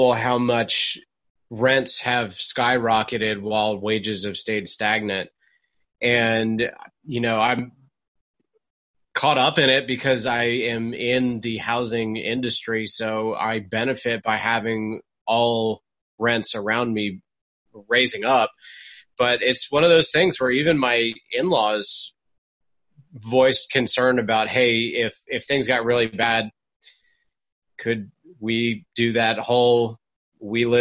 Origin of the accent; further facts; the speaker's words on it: Charlotte, North Carolina, United States; Charlotte, North Carolina had, my hometown